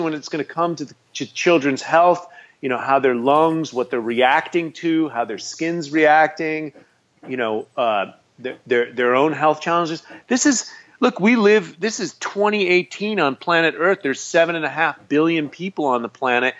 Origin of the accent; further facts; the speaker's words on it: United States; I'm an American.